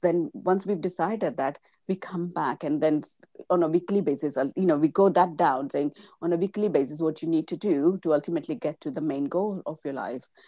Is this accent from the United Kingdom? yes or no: no; India; first language Gujarati; English is a second language; moved away as an adult; I was born and brought up in India, and I came in my mid fif, uh, mid-twenties